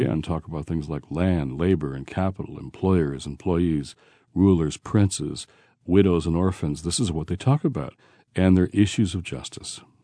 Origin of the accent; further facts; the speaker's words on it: Detroit, Michigan, United States; moved away; also born or lived in Washington, D.C.; I was raised in Detroit